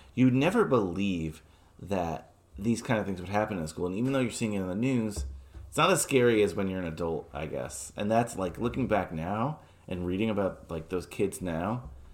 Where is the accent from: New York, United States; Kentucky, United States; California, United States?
New York, United States; New York City; I was born in Flushing